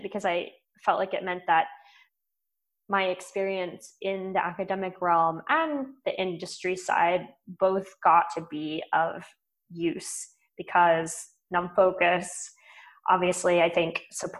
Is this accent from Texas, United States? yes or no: yes; Texas, United States; moved away as an adult; also born or lived in Boston; now in Austin, United States; I grew up in Texas, so it's kind of going home